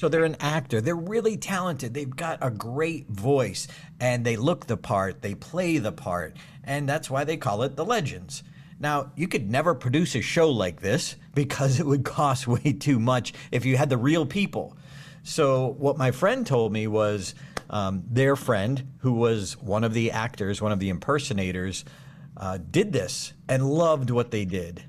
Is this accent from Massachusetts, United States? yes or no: yes; Auburn, Massachusetts, United States; Doctor Goddard's first rocket launch in history in my hometown